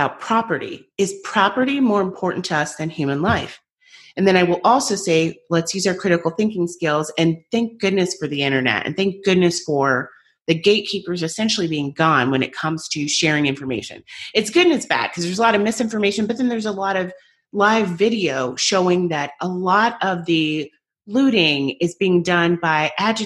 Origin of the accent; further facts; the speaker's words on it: United States; I'm American